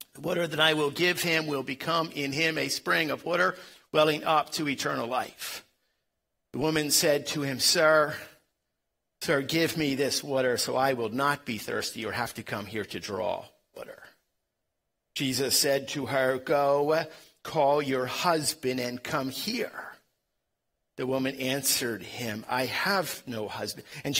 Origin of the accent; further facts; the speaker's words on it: Philadelphia, Pennsylvania, United States; I am from Philadelphia, and I say the word water instead of water